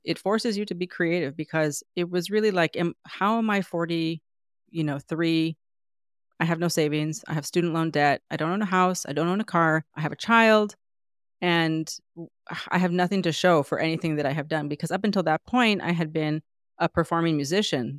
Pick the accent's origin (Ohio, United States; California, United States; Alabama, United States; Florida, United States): California, United States; San Diego; moved away as an adult; now in New York, United States; I felt like everyone was Mexican American growing up because I grew up in San Diego